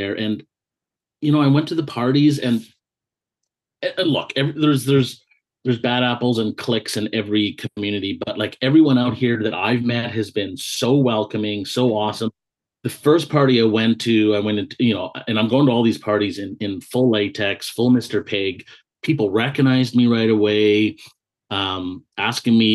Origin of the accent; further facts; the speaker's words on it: the Okanagan, British Columbia, Canada; moved away as an adult; now in Vancouver, Canada; I grew up in the Okanagan, and for anyone that's listening that's not familiar with Canada, it's like the interior of British Columbia